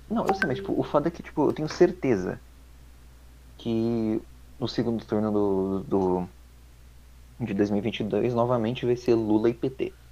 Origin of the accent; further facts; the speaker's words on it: Brazil; eu, como brasileiro